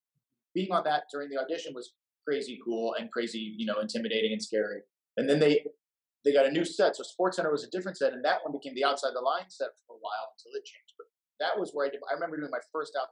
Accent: Seattle, Washington, United States; moved away as an adult; also born or lived in Battle Creek, Michigan / Houston; I'm from Seattle and I grew up watching him on one of the local stations

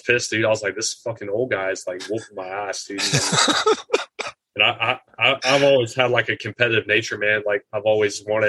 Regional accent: Atlanta, Georgia, United States; I grew up in this south side of Atlanta pretty much my whole life.

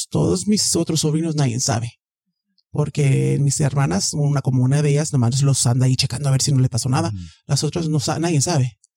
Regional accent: Mexico; soy mexicana, este, o sea, de aquí ya no

